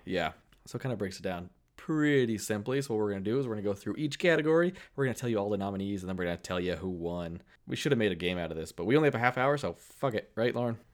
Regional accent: Keene, New Hampshire, United States; Keene, New Hampshire, my hometown

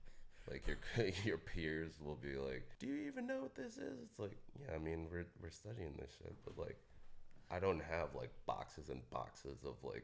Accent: Nashville, Tennessee, United States; I'm from Nashville, man.

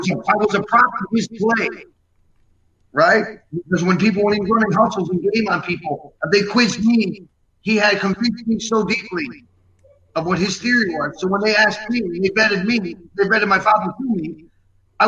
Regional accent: Yonkers, New York, United States; also born or lived in Rome, Italy; I was born in Yonkers.

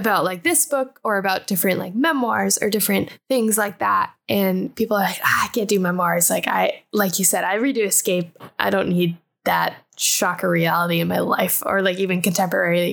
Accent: Colorado, United States; growing up in Colorado.

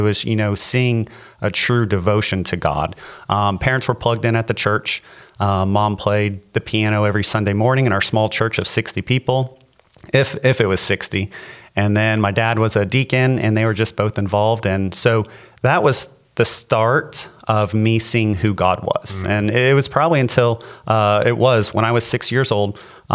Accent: LaBelle, Florida, United States; I grew up in LaBelle.

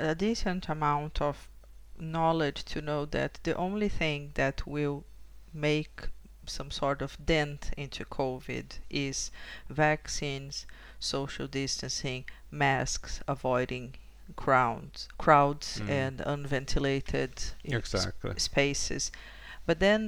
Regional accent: Brazil; moved away; I am from an Italian family, but I was born in Brazil

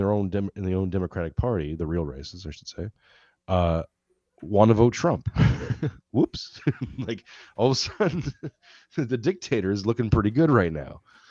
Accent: Mississauga, Ontario, Canada; I did some growing up in Mississauga.

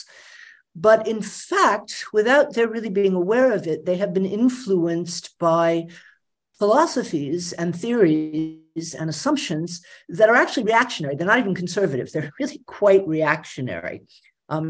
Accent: Atlanta, Georgia, United States; I grew up in Atlanta, Georgia, in the middle of the civil rights movement

